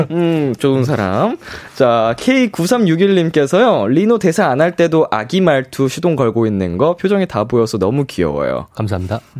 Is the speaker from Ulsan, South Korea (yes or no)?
no; Seoul, South Korea; 저는 계속 서울이었습니다. 서울.